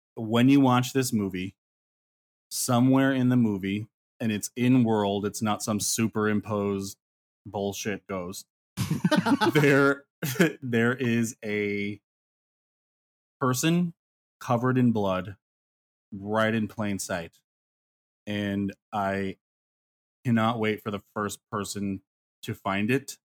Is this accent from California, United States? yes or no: no; Ely, Nevada, United States; It's in Ely, Nevada